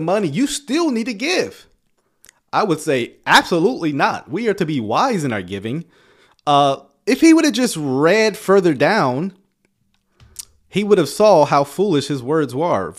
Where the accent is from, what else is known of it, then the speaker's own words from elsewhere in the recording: the South, United States; I come from the South, right? We grew up on spades and dominoes